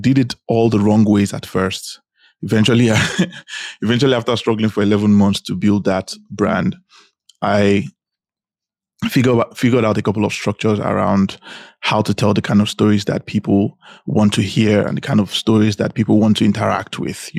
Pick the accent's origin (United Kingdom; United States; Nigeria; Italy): Nigeria; Benin City, Edo; also born or lived in Anambra State; now in Dubai, United Arab Emirates; I am born and raised in Nigeria. In fact, I was born in Edo State, Benin City. I lived most of my life in Edo State, Benin City.